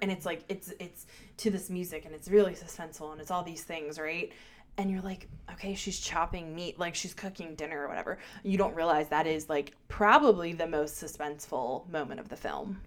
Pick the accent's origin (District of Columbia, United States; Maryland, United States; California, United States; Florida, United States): Maryland, United States; Baltimore; accent: Baltimore; my Baltimore accent